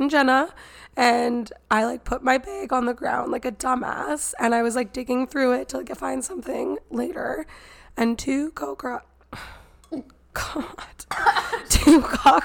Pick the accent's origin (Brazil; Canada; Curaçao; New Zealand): Canada; we're from Canada